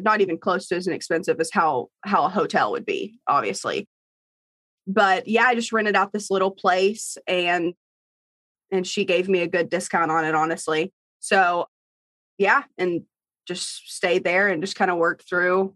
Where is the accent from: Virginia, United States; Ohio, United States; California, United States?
Virginia, United States; Bristol; I'm from Bristol, Virginia, and I grew up on a farm.